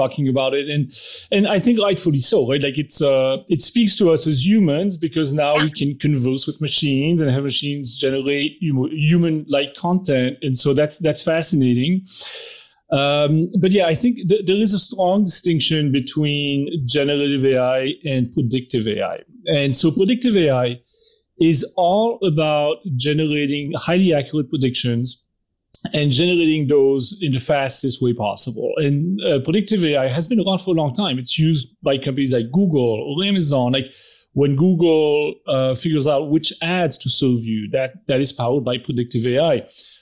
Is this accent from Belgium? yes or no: yes; Belgium; I'm from Belgium, so I have that weird French-Dutch